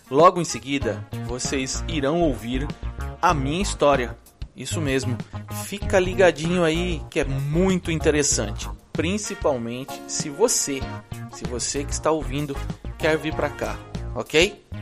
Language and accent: Portuguese; Brazil; now in United States; E sabem que eu estou aqui nos Estados Unidos desde 1999, quase metade da minha vida.